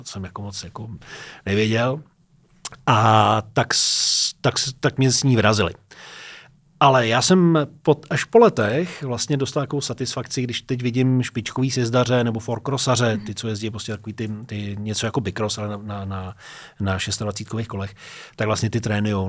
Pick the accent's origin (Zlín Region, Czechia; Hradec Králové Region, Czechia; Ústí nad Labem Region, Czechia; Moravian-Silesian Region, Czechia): Ústí nad Labem Region, Czechia; near Teplice; moved away as an adult; also born or lived in Liberec; now in Prague, Czech Republic; jsem vyrůstal u Teplic v Čechách